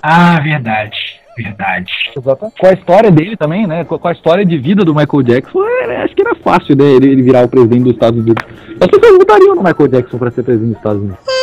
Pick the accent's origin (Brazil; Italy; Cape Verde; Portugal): Brazil; Espírito Santo; a gente é do Espírito Santo